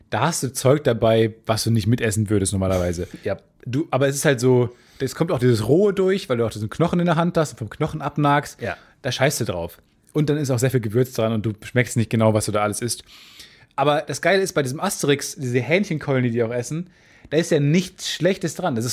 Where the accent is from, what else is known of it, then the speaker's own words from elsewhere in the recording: Austria; accent: Austrian; mein österreichischer Akzent wird ein bisschen besser, kann ich jetzt nicht nachmachen.